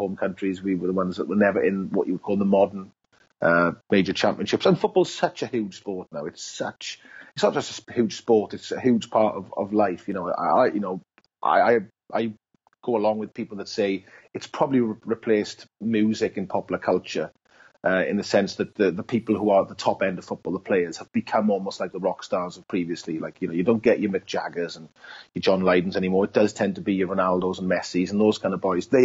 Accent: Wales, United Kingdom; being a Welshman, a proud Welshman

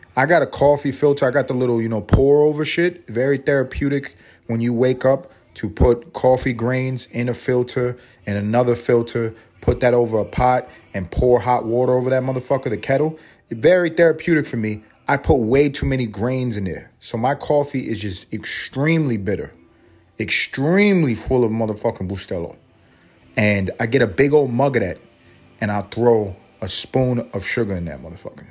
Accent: New York City, New York, United States; moved away; growing up in New York

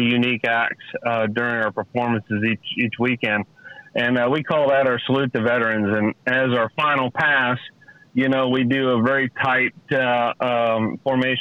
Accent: Cape Girardeau, Missouri, United States; Cape Girardeau, Missouri was my hometown

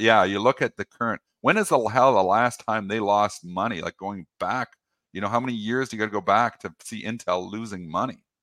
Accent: Canada; I'm Canadian. I'm fully in Canada

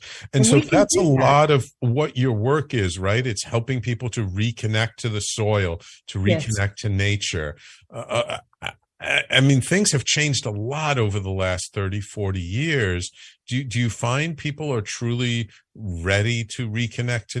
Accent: New York City, New York, United States; I grew up in the Bronx

